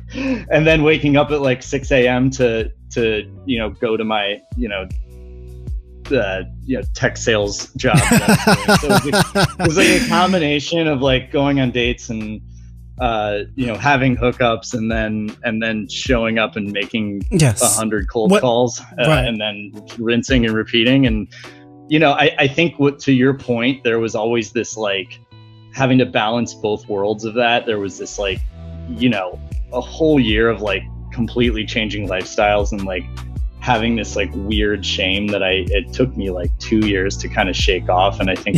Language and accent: English; Virginia, United States; now in New York, United States; I sort of ran away from Virginia to go to New York after this breakup